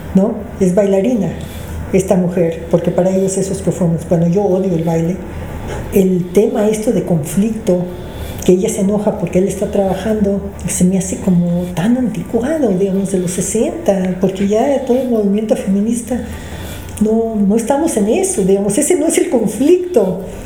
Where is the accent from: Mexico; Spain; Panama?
Mexico; also born or lived in Canada; yo crecí aquí porque mis padres llegaron a México cuando yo tenía seis meses de edad